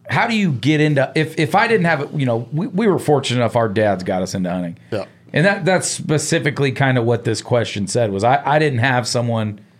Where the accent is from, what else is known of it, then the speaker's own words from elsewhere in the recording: San Francisco, California, United States; now in Billings, United States; I grew up in San Francisco, California. I moved to, you know, Billings, Montana, and I want to go hunting.